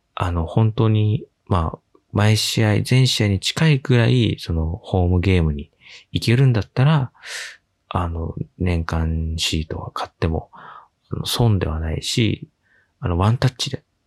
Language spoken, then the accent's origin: Japanese; Yokohama, Kanagawa, Japan; 地元横浜のクラブである横浜 F マリノスのサポーター